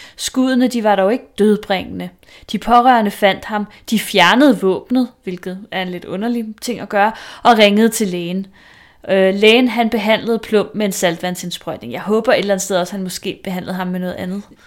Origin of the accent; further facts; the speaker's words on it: Vestegnen, Capital Region of Denmark, Denmark; nu er jeg jo selvfølgelig fra Vestegnen